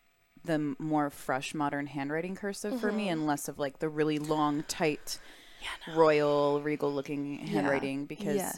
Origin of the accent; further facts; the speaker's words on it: Texas, United States; I'm from Texas. I've had enough boots worn in my life. Yeah. Like, my family has a ranch.